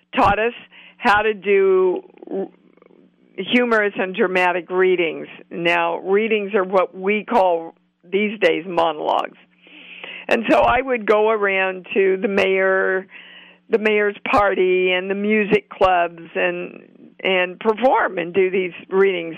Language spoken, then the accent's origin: English; Kansas City, United States; I'm from Kansas City